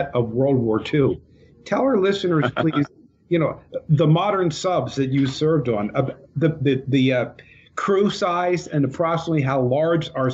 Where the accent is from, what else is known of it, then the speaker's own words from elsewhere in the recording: Philadelphia, Pennsylvania, United States; we're from the Philly area